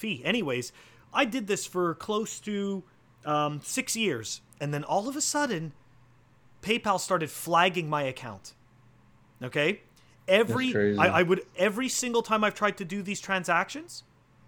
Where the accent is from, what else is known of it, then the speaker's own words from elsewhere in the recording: Canada; moved away as an adult; now in United States; I'm originally a Canadian, and that's where I started my, you know, I mean, that's where I grew up and that's where I started my professional life